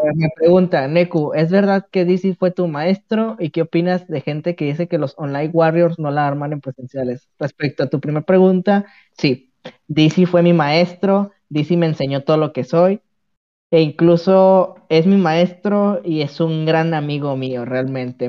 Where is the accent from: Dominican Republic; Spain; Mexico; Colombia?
Mexico; los mexicanos somos